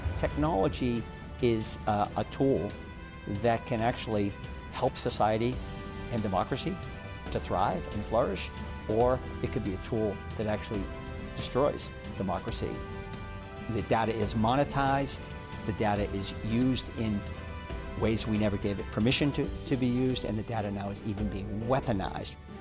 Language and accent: English; Boston, Massachusetts, United States; growing up in Boston